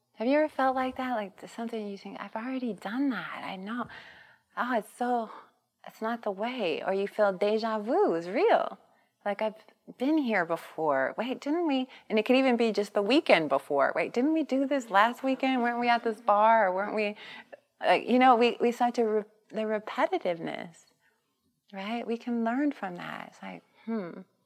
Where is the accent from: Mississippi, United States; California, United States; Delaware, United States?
California, United States; Long Beach; I grew up in East Long Beach Compton border